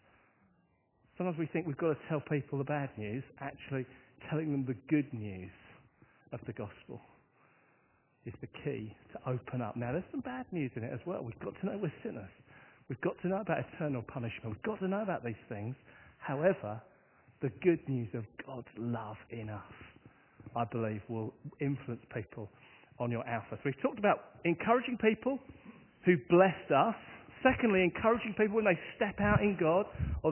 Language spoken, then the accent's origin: English; Hastings, South East England, United Kingdom; my hometown is on the south coast of England, and if I say its name, I guess you'll know the one thing that my town is famous for. I come from the town of Hastings